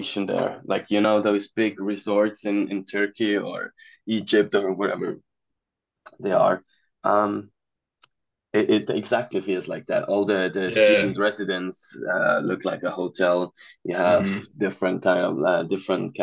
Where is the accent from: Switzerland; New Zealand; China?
Switzerland; moved away as an adult; now in Los Angeles, United States; I'm originally from Switzerland, but currently in LA.